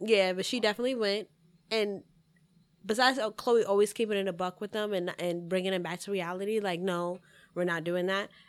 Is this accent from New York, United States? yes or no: yes; New York City, New York, United States; I'm from the Bronx, twenty-eight.